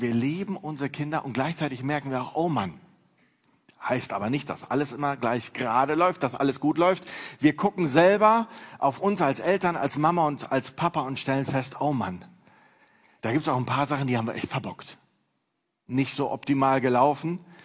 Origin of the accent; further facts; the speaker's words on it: Neuss, North Rhine-Westphalia, Germany; Ich komme aus Neuss